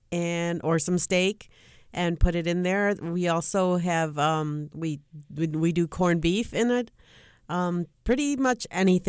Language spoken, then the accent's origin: English; Puerto Rico